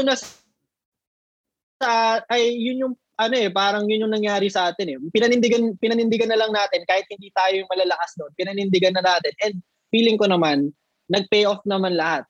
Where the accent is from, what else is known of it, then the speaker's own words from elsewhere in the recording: Nueva Ecija, Central Luzon, Philippines; I'm from Nueva Ecija, so dito ako na-base sa province